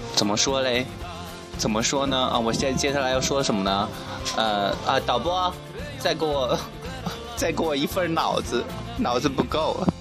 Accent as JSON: {"language": "Chinese", "region": "Shanxi", "country": "China", "also_born_or_lived": "Guangxi", "first_language": "Mandarin", "moved": "yes", "said": "我是山西人嘛，然后真的我一句方言都不会说。"}